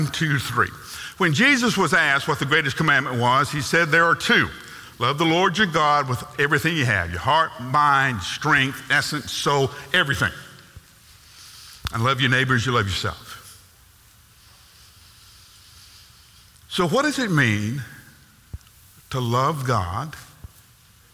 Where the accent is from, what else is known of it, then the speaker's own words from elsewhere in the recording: United States; we are born in North America. We are American, and American culture is all about doing